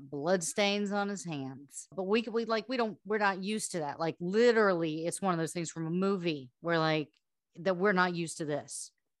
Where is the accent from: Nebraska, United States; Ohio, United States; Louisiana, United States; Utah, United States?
Louisiana, United States; Slidell; I'm from Slidell, and so I actually went with Nolens. And for those who don't know, I'm Cajun, proud of it.